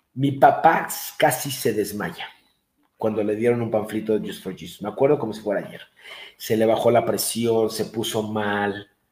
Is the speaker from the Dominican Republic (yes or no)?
no; Mexico; moved away as an adult; also born or lived in Denver